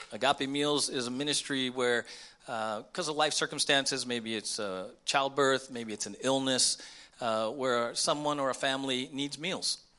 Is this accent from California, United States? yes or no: yes; San Diego, California, United States; We were born and raised in the States